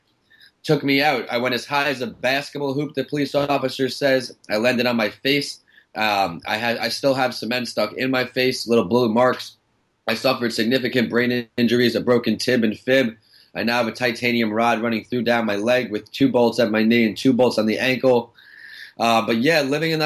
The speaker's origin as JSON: {"language": "English", "town": "Northport", "region": "New York", "country": "United States", "tie": "born or raised there", "said": "I grew up in Long Island, Northport, New York"}